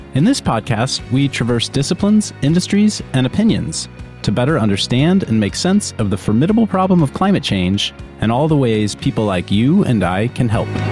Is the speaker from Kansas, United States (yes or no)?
yes; Kansas, United States; now in California, United States; I grew up in Kansas, and so have experienced a number of tornadoes, as particularly as a kid